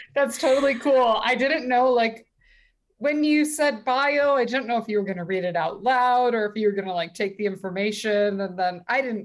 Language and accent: English; Calabasas, California, United States; also born or lived in Long Beach, California; at 14, I moved from Calabasas in California uh, to Long Beach in California as well